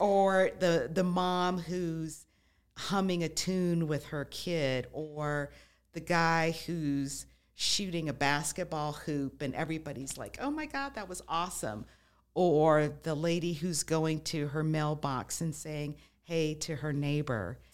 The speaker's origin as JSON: {"language": "English", "town": "Las Vegas", "region": "Nevada", "country": "United States", "tie": "born or raised there", "also_born_or_lived": "Midwest", "moved": "yes", "said": "I grew up in Las Vegas, moved away, lived in the Midwest for a while"}